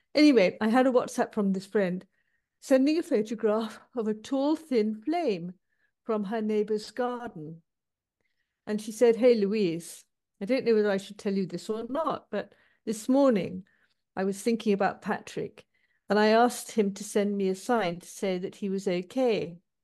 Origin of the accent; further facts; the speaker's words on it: Manchester, North West England, United Kingdom; I was born in Manchester, which is a city in the north of England. And um, as a child, my parents used to go to the local parish church